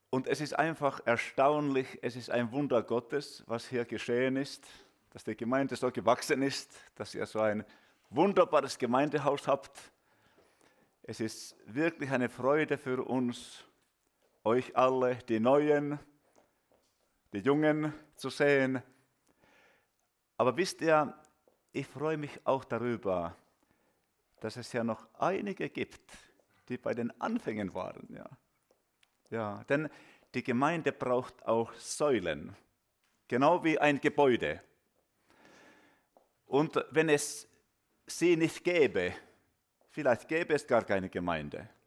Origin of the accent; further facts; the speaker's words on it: Finland; German is a second language; Ja, wir kommen aus Finnland